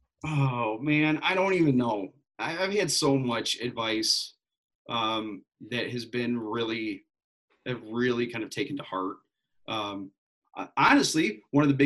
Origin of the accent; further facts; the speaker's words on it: west side of Michigan, United States; Growing up on the west side of the state, it was like, hey, you go to Lake Michigan, go to South Haven, all these places. Plus, I'm from Michigan.